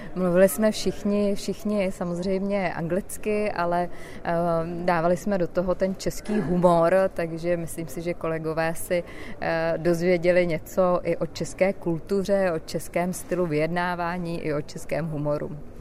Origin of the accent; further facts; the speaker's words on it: Czechia; Já jako Češka